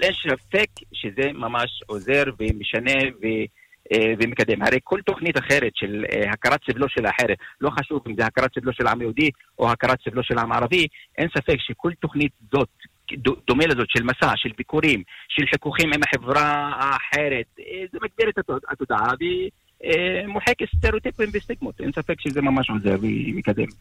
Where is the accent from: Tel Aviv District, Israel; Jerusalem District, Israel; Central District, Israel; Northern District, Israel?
Northern District, Israel; Arab al-Aramshe; אני מכפר קטן, נמצא ליד הגבול, כפר ערב אל-ערמשה